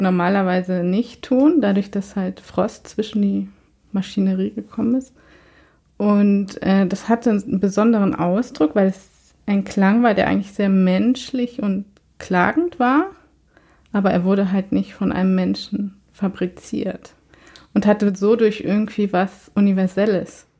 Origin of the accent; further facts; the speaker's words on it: Germany; moved away as an adult; now in Sweden; ich bin ja tatsächlich in Deutschland zur Schule gegangen